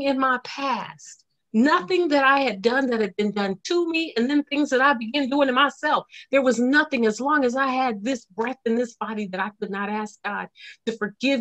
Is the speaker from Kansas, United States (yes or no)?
yes; Topeka, Kansas, United States; also born or lived in Leavenworth, Kansas; I'm from Topeka